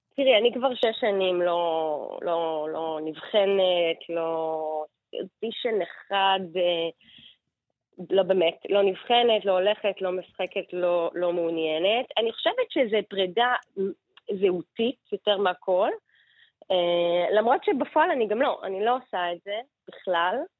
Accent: Israel; אנחנו כישראלים

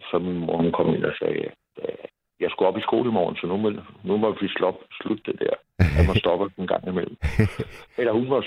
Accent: Copenhagen, Capital Region of Denmark, Denmark; also born or lived in Valby; vi er opvokset inde på Vesterbro.

